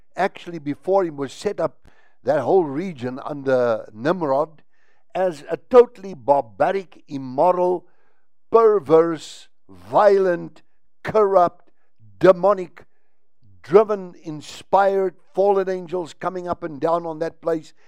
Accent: South Africa; I'm a South African, and here in South Africa

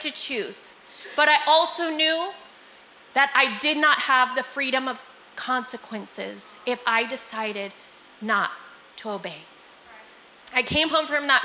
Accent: Visalia, California, United States; I'm from Visalia, Fresno, pretty close to here

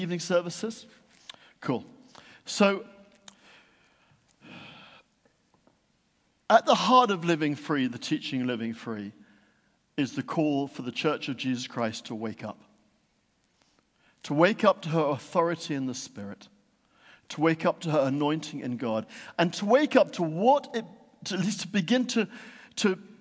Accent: Yorkshire and the Humber, United Kingdom; When I was growing up in Yorkshire, there was one near us at a place called Menwith Hill

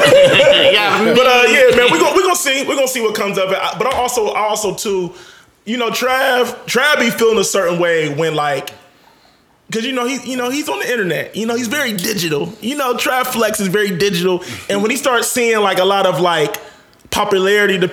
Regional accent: Atlanta, Georgia, United States; I'm from Atlanta.

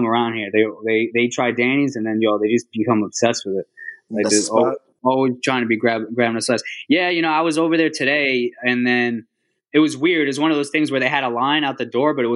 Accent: Long Island, Suffolk County, New York, United States; born or raised there; moved away as an adult; also born or lived in Puerto Rico / Manhattan, New York; now in Queens, New York, United States

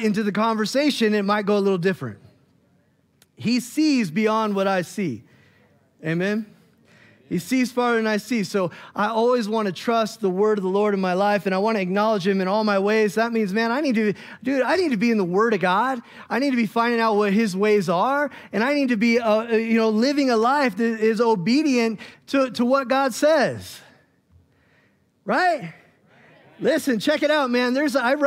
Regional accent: Bend, Oregon, United States; moved away as an adult; I grew up in Bend, and we moved back out there

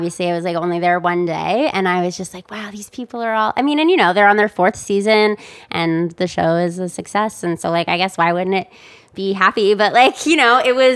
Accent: Wisconsin, United States; I'm from Wisconsin

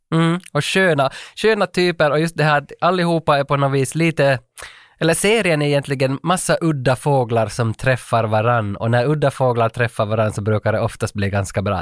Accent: Vaasa, Ostrobothnia, Finland; hemma i Vasa

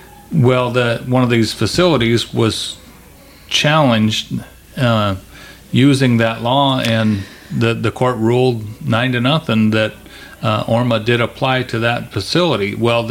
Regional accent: Aberdeen, Washington, United States; I grew up in Aberdeen of the 60s and 70s.

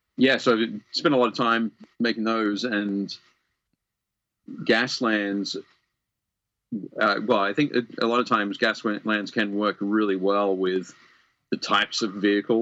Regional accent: Australia; because I'm Australian and the Mad Max feel of it all

